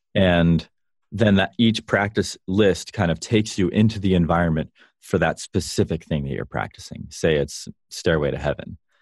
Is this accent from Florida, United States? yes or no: yes; Vero Beach, Florida, United States; also born or lived in Chicago; now in California, United States; I grew up in Vero Beach